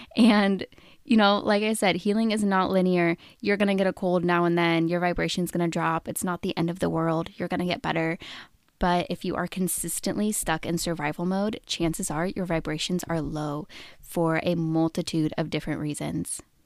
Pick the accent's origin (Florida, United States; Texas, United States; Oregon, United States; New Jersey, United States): Oregon, United States; I was born and raised in Oregon, and I have lived there most of my adult life.